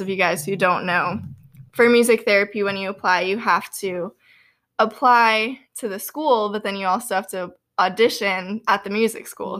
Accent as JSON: {"language": "English", "town": "Boynton Beach", "region": "Florida", "country": "United States", "tie": "born or raised there", "also_born_or_lived": "Louisiana", "moved": "as an adult", "lives_now": "Kentucky, United States", "said": "I am from Boynton Beach, Florida, actually, which is, like, halfway between West Palm Beach and Boca Raton"}